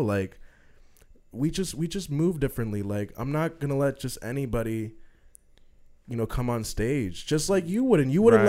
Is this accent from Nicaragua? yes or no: yes; Nicaragua; I'm from Nicaragua.